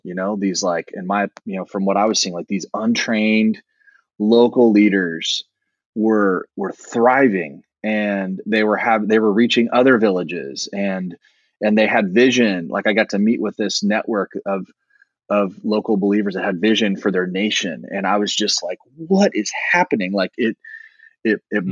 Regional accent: Indianapolis, Indiana, United States; moved away as an adult; also born or lived in Virginia; I was born in the Midwest in Indianapolis and um, grew up

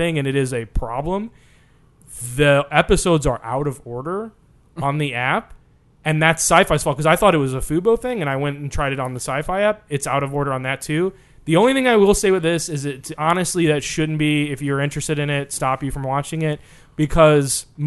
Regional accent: St. Louis, Missouri, United States; we're from St. Louis

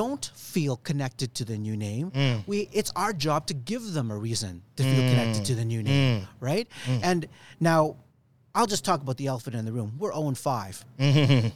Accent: Edmonton, Alberta, Canada; growing up in Edmonton

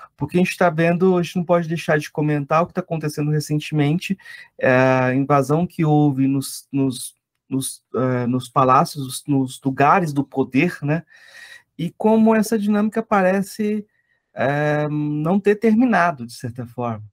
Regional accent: Goiás, Brazil; eu sou de Goiás

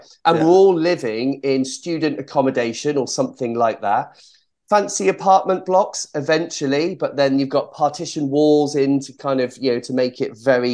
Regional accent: Cheltenham, South West England, United Kingdom; I was born in Cheltenham in Gloucestershire. And so around the local area, there were various sporting activities for young, energetic children. And I tried them all

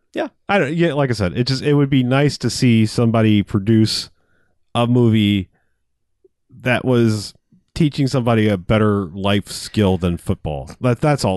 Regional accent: United States; as an American

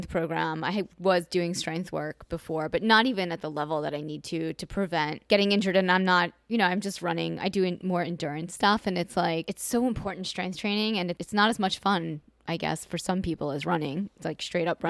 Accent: New York, United States; I'm from New York

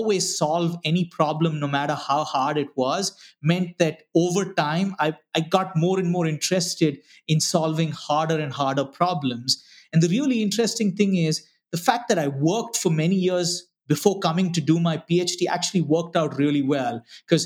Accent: Bangalore, Karnataka, India; moved away; also born or lived in Ranchi, Jharkhand, India; So, you know, we moved to Bangalore, and I spent most of my life growing up in Bangalore

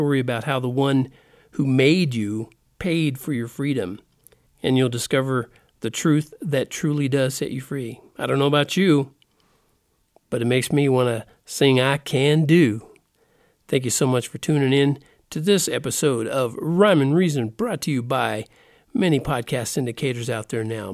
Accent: United States; the get-things-done attitude that I grew up in here in America

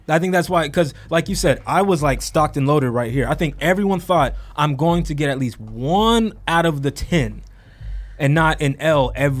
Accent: Denver, Colorado, United States; I'm from Denver

